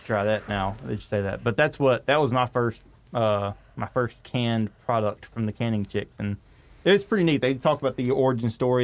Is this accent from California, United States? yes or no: no; North Louisiana, United States; I'm a redneck from North Louisiana